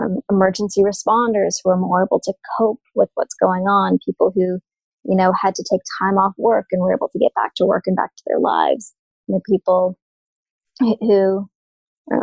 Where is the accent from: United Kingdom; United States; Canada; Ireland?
Canada; I'm Canadian